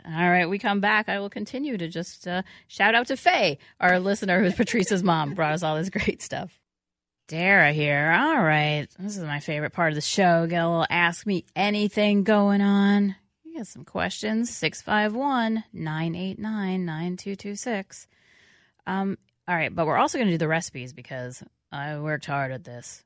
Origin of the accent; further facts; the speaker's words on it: New York City, New York, United States; moved away; I grew up in New York City.